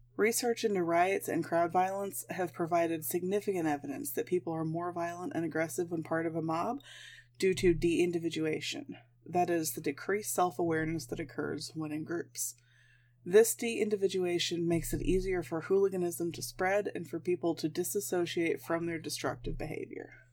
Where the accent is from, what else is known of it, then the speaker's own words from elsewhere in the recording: Midwest, United States; I'm a Midwesterner.